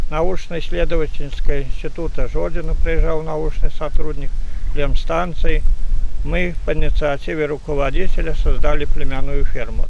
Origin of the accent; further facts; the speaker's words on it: Belarus; moved away as an adult; also born or lived in Postavy District; now in Novoselki, Belarus; Родился я на Мерсине